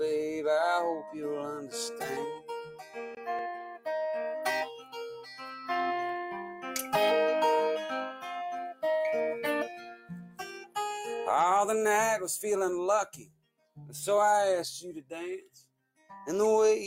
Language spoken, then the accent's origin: English; Texas, United States; I'm from Texas